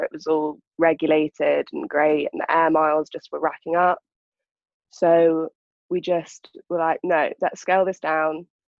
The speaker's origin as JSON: {"language": "English", "region": "London", "country": "United Kingdom", "said": "I'm from London. I've always been from London."}